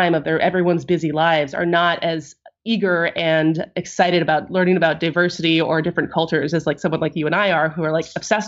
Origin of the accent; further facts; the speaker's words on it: Madison, Wisconsin, United States; growing up in Madison, my high school was down the street from